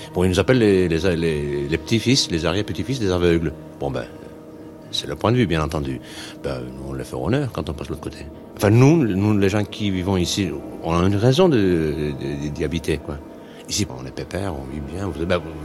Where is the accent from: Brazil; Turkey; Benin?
Turkey; Istanbul; je suis né à Üsküdar